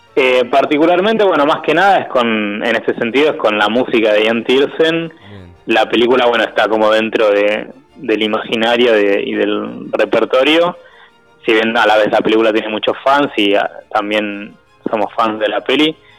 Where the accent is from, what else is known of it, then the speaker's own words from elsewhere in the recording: Buenos Aires, Argentina; somos de Buenos Aires